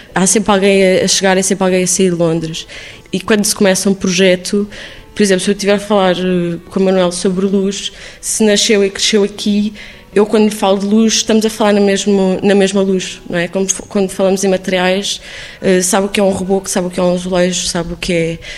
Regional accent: Lisbon, Portugal; also born or lived in Islington, London; now in London, United Kingdom; ter nascido e crescido em Lisboa

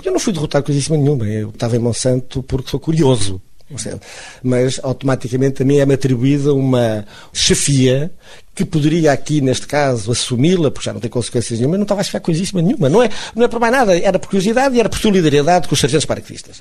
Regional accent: Funchal, Madeira, Portugal; also born or lived in mainland Portugal; now in Funchal, Portugal; sei que nasci na Madeira, que gosto de ter nascido na Madeira

